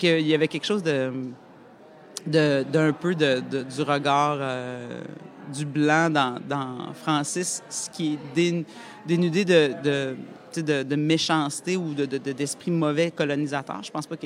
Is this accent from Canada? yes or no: yes; Quebec City, Quebec, Canada; moved away; also born or lived in Montreal; de partir de ma banlieue de Québec et aller à Montréal, je l'ai comme vécu